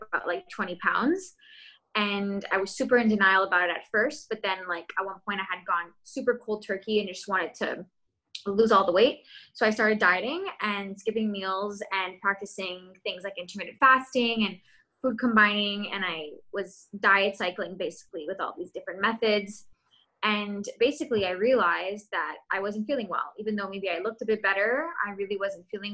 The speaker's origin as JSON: {"language": "English", "town": "Montreal", "region": "Quebec", "country": "Canada", "said": "I'm from Montreal, Quebec"}